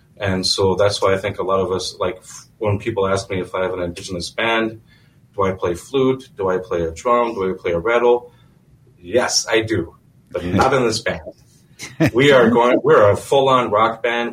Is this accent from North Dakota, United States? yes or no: yes; North Dakota, United States; now in Minnesota, United States; I'm from Standing Rock